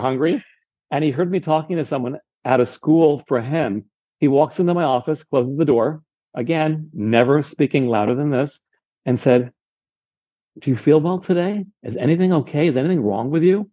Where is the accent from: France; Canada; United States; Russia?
United States; San Diego, California; moved away; I'm from San Diego, so I have friends and relatives in San Diego